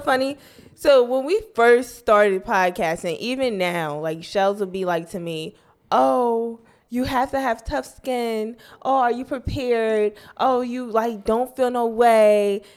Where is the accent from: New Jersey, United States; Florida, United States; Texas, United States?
New Jersey, United States; I'm from North Jersey